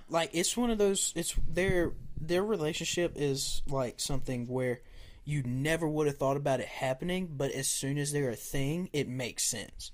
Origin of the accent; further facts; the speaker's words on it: the South, Southern United States, United States; accent: Southern; they'll hear my Southern accent